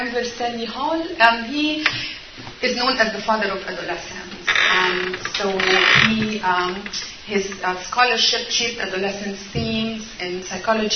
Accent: Egypt; moved away; I was originally born and raised in Egypt

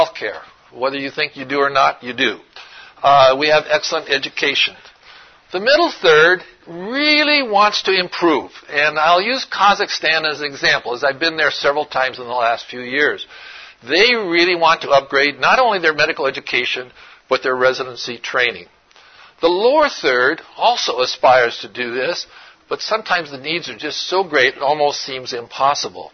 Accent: Oregon, United States; I'm from Oregon

